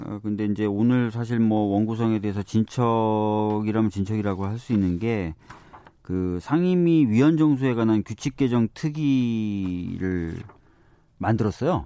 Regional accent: Seoul, South Korea; 네, 서울에서 태어났어요

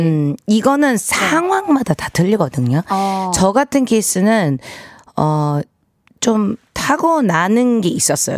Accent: United States; now in South Korea; 제가 이제 한국에서 물론 미국에서 태어났지만

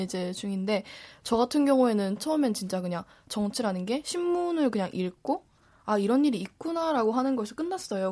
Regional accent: South Gyeongsang, South Korea; 저는 사실 제가 고향이 경상남도예요

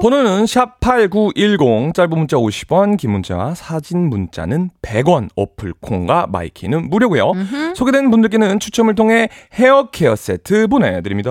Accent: New York, United States; moved away as an adult; also born or lived in South Korea; 제가 10살 때 이민을 가서 24살 때까지 살았기 때문에

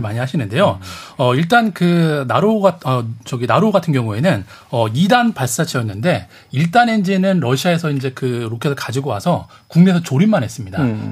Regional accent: South Korea; 제가 이제 한국에서 왔다라는 거를

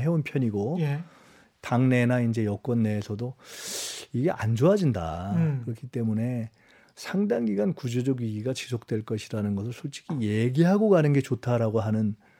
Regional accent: Seoul, South Korea; 제가 굳이 영등포를 온 이유는 여기가 제 고향이고

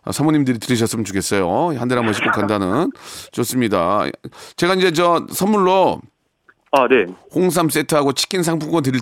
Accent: Seoul, South Korea; 아, 원래 고향은 서울입니다.

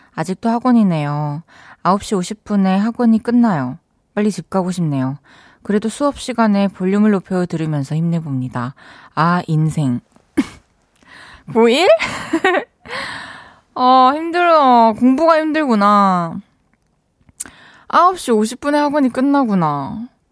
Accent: Changwon, South Gyeongsang, South Korea; accent: Gyeongsangnam-do dialect; moved away; also born or lived in Daegu; 저는 대구에서 이제 태어나서 네. 초중고를 네. 마산 창원 창원 마산에서 나와서 사투리는 좀 전 경상남도

